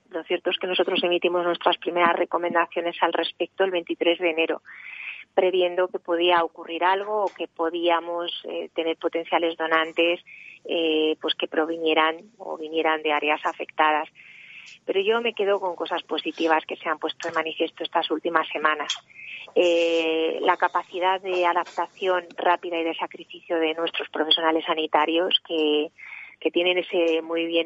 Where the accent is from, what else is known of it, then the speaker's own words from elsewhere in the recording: Spain; ha puesto de manifiesto cómo somos, cómo somos la sociedad española.